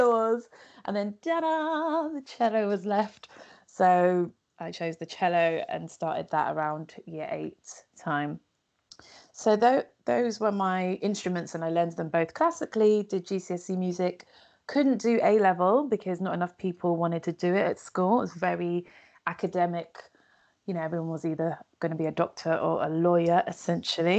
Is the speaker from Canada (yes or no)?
no; London, United Kingdom; I am a born and raised Londoner